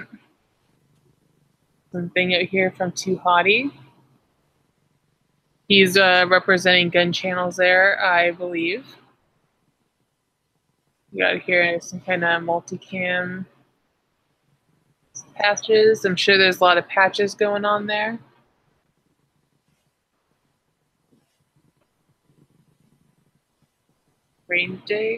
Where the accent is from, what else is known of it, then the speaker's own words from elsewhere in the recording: California, United States; as a Californian